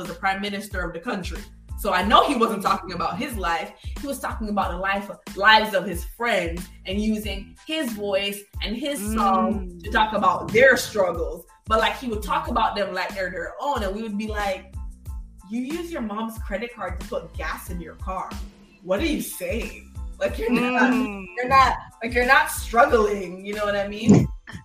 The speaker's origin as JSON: {"language": "English", "country": "Jamaica", "tie": "born or raised there", "moved": "yes", "lives_now": "United States", "said": "I'm a Jamaican kid"}